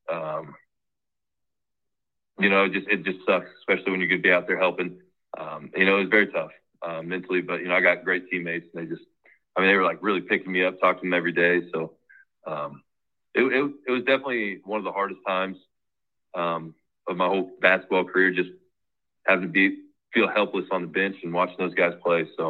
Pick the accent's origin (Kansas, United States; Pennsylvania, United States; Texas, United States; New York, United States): Kansas, United States; I'm from Kansas